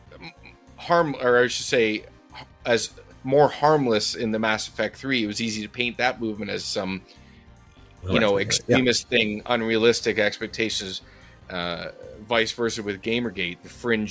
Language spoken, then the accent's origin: English; Canada; I'm Canadian